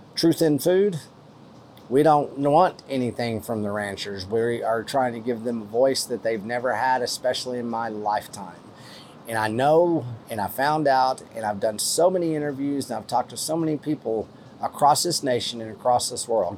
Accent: West Texas, United States; accent: West Texas; I'm from West Texas

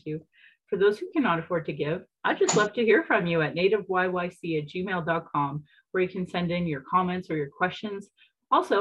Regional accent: Calgary, Alberta, Canada; I was born in Calgary

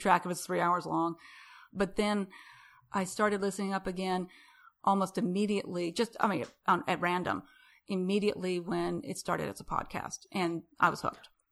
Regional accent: Rapid City, South Dakota, United States; now in Houston, United States; I'm from Rapid City.

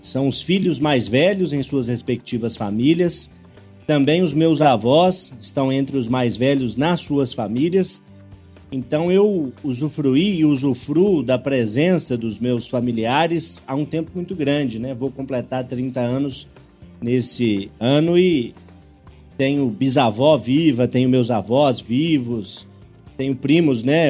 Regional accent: Urucânia, Minas Gerais, Brazil; moved away; visito sempre Cardosos, distrito de Urucânia, onde nasci. E embora as coisas tenham mudado da década de 90 para cá, consigo imaginar direitinho o campinho onde eu brincava de futebol, a escola onde eu estudei os meus primeiros

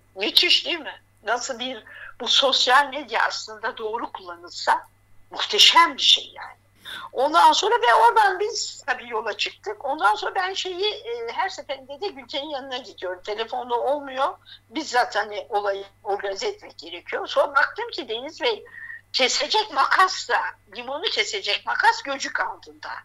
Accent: Gaziantep, Turkey; now in Hatay, Turkey; ben Antepliyim

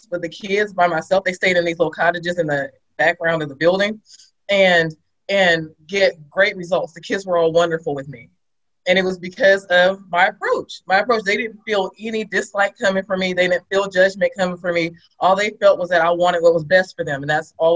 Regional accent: Sacramento, California, United States; I'm from Sacramento, California

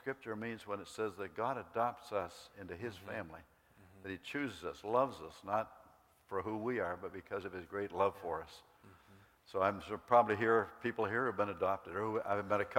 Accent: Canada; moved away; where I grew up in Canada

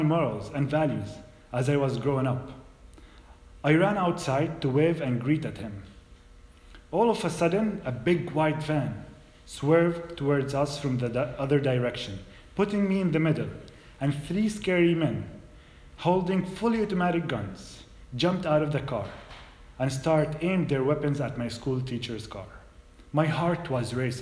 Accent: Bethlehem, West Bank, Palestine; moved away as an adult; now in United States; I'm a Muslim, Arab, Palestinian from Bethlehem. I grew up in the Dehesha refugee camp

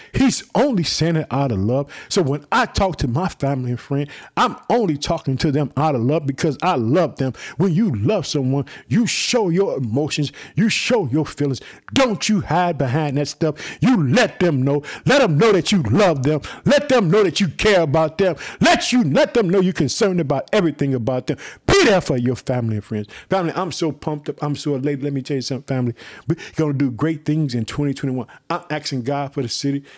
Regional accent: Illinois, United States; the people in Illinois, my home state. I live in the city of Chicago

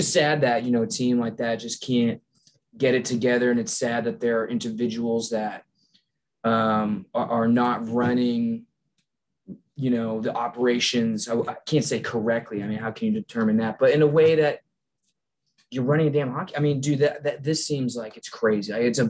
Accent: Mesa, Arizona, United States; born there; I was born in Arizona in the Mesa area.

